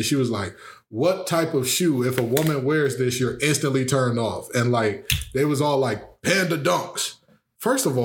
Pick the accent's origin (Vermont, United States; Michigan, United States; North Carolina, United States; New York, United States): Michigan, United States; Detroit; I was raised on Westmoreland and Greenfield on the mile, 7 mile that is